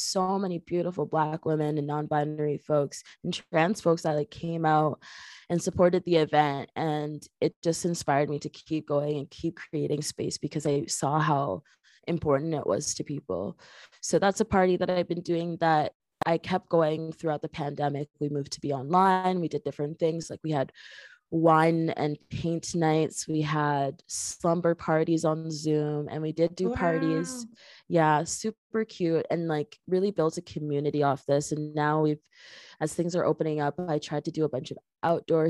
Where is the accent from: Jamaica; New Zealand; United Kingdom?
Jamaica; I'm Jamaican and I've always been around Jamaican culture my whole life, all my uncles